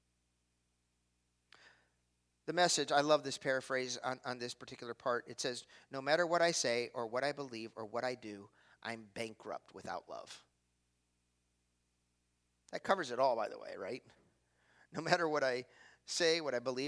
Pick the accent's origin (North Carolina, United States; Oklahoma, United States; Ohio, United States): Ohio, United States; Cleveland; I'm from Cleveland.